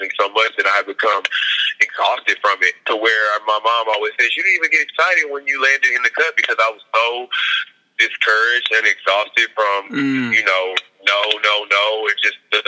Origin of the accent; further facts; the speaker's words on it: Beaumont, Texas, United States; moved away; I'm actually from a really small town in Texas. It's called Beaumont. It's outside of Houston